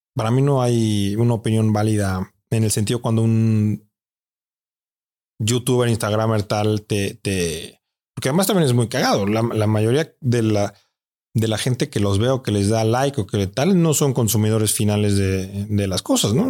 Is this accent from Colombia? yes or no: no; Mexico; aquí en mi país